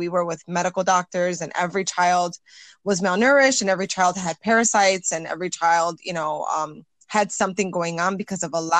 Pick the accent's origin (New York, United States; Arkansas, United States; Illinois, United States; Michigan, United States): Illinois, United States; Chicago; I am Latina. I'm Puerto Rican. My parents are both Puerto Rican descent, and I was born and raised in Humboldt Park. I am 38 years old.